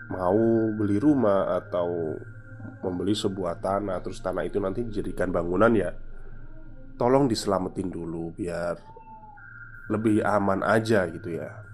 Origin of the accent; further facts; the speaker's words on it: Java, Indonesia; kita itu orang Jawa